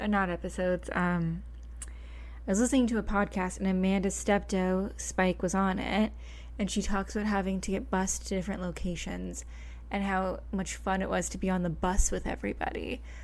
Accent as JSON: {"language": "English", "town": "Oakville", "region": "Ontario", "country": "Canada", "tie": "born or raised there", "said": "the junior high that they filmed at was filmed in Oakville. My hometown."}